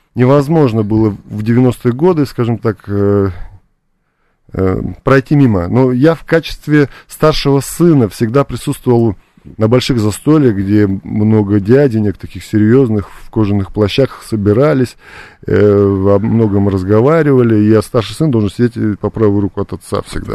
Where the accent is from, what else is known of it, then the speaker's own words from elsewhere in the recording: Buryatia, Russia; also born or lived in Georgia; я вырос э, в России, локально в Бурятии, моя малая родина